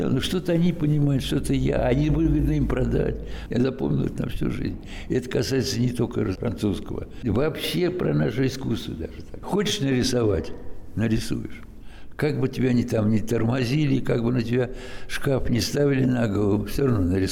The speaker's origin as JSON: {"language": "Russian", "town": "Lipetsk", "region": "Lipetsk Oblast", "country": "Russia", "tie": "born or raised there", "said": "А внешне но ну, это мои родные края, в общем-то, я же не из Африки."}